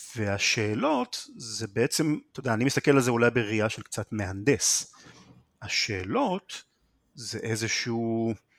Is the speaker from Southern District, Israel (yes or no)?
no; Haifa, Haifa District, Israel; also born or lived in Krayot; בחיפה, עד גיל 15 פחות או יותר, ומשם עברתי לקריות בתור טינג'ר.